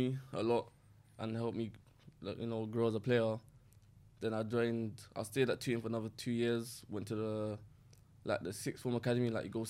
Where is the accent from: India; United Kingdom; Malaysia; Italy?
United Kingdom; Peckham, London; born or raised there